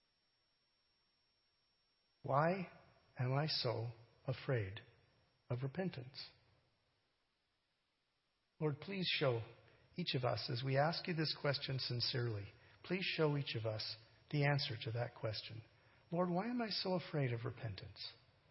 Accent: Canada; I'm a Canadian

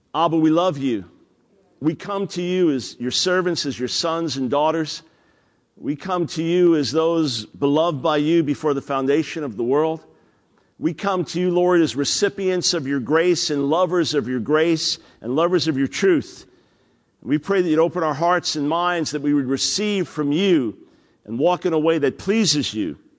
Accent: New York, United States; I'm a New York Jew

